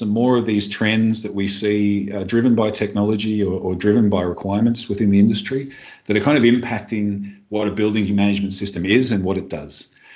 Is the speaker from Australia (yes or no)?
yes; Australia; I'm Australian